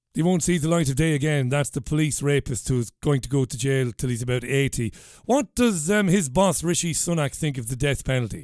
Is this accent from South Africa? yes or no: no; Waterford, Munster, Ireland; I might as well say I'm from Waterford, but I come from Ballybeg in Waterford